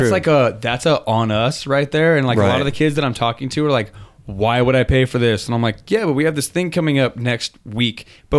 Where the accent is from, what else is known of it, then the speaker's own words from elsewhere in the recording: Chino Hills, California, United States; I'm from Chino Hills, man.